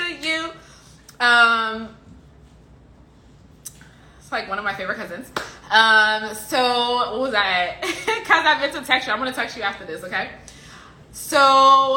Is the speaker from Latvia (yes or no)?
no; Liberia; I'm from Liberia, I'm African.